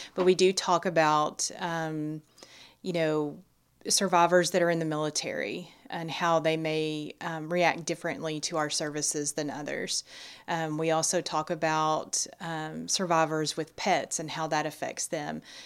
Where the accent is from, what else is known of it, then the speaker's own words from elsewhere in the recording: Nacogdoches County, Texas, United States; also born or lived in Austin, Texas; born and raised in Nacogdoches County